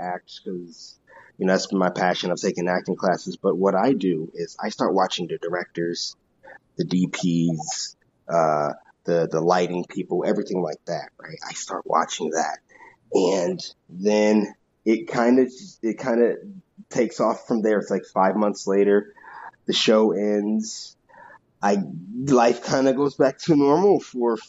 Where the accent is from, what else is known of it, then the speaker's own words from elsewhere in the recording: Owings Mills, Maryland, United States; moved away as an adult; also born or lived in Long Island, New York / Oregon / Portland; now in Los Angeles, United States; I was born on Long Island, really, but I moved to Maryland when I was two. So I rep Maryland, Baltimore all the way